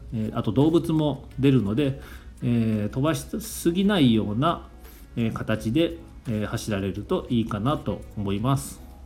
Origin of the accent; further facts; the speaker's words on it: Kumamoto, Japan; 地元の熊本の番組